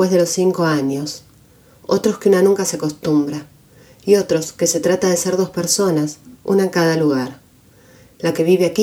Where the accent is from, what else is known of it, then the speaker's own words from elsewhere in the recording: Buenos Aires, Argentina; moved away as an adult; now in North Carolina, United States; Yo también soy migrante. Hace tres años me mudé de Argentina a Estados Unidos, de Buenos Aires a Carolina del Norte, del español al inglés